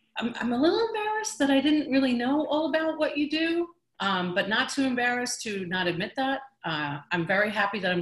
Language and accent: English; New York, United States; I'm from New York